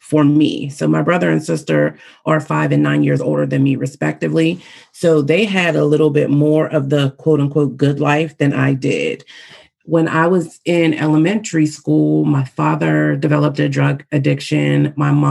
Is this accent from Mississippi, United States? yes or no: no; Pittsburgh, Pennsylvania, United States; here in my hometown of Pittsburgh, Pennsylvania